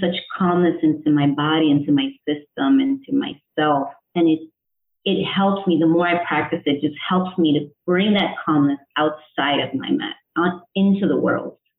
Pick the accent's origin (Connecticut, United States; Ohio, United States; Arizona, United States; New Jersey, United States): Connecticut, United States; also born or lived in El Salvador; I was born in El Salvador, raised in Connecticut in the United States